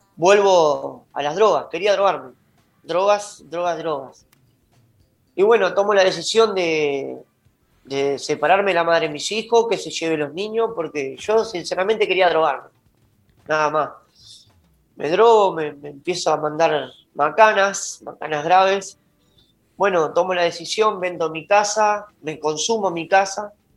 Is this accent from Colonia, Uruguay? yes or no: yes; Juan Lacaze, Colonia, Uruguay; also born or lived in Montevideo; yo soy de Juan la Casa oriundo